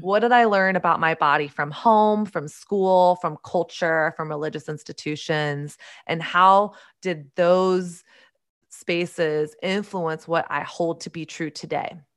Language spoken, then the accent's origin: English; the South, United States; I grew up in Southern conservative evangelical culture